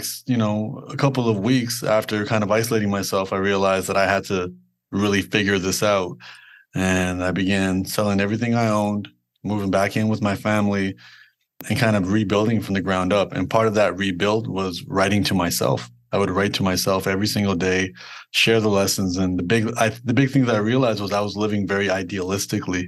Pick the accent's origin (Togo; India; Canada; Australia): Canada; Toronto, Ontario; born and raised in Toronto, Canada